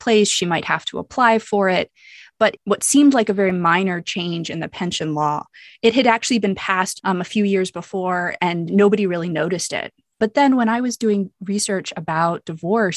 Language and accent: English; United States; I'm American and I'm white